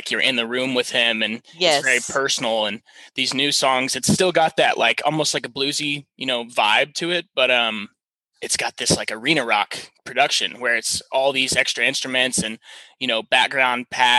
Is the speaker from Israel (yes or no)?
no; Houston, Texas, United States; I grew up in Texas and I've been surrounded by it my whole life